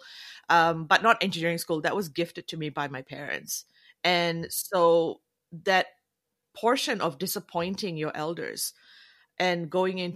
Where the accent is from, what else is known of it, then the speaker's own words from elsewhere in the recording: Malaysia; moved away; also born or lived in Canada / New Zealand; being of South Asian background, but I'm from Malaysia